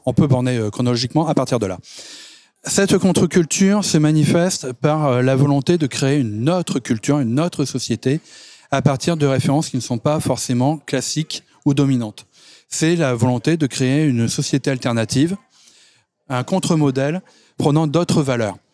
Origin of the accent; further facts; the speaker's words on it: France; je suis français